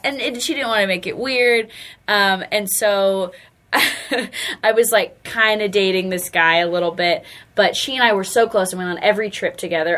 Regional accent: Charlotte, North Carolina, United States; born or raised there; also born or lived in Asheville, North Carolina

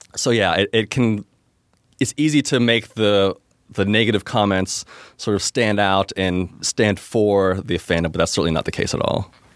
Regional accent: Pittsburgh, Pennsylvania, United States; I'm from Pittsburgh originally and have since relocated my personal life to the city of Pittsburgh

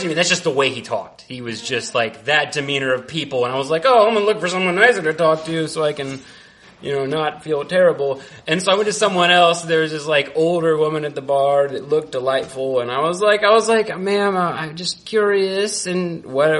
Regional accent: Central Indiana, United States; also born or lived in Marquette, Michigan; now in Chicago, United States; I was from Central Indiana, where we make meth and everything's like jolly.

